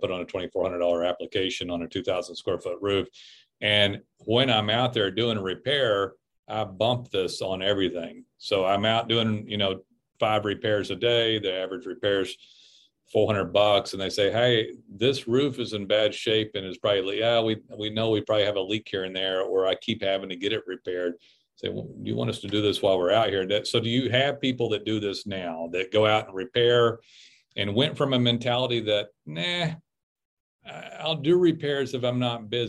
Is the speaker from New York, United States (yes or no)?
no; Texas, United States; I'm from Texas